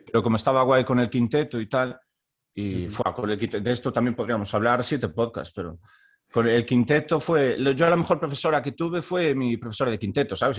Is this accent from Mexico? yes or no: no; Baiona, Galicia, Spain; moved away as an adult; also born or lived in Stockholm, Sweden; now in Halden, Norway; yo soy de Bayona, que es un pueblo que está al sur de Vigo